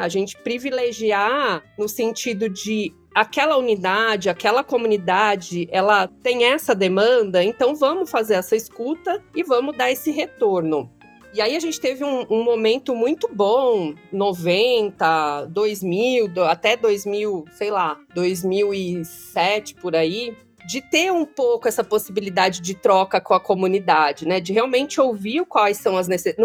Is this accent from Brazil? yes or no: yes; São Paulo, Brazil; aqui no território da zona sul de São Paulo, né, que é onde eu nasci, cresci